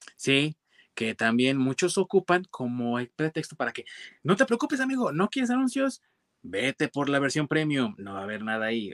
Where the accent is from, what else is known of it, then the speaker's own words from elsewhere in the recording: Mexico; yo soy mexicano